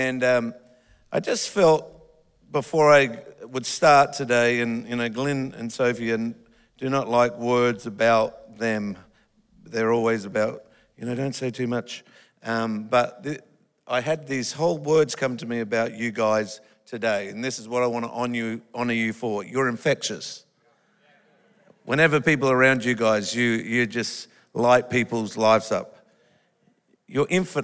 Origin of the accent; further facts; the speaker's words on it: Australia; I'm an Australian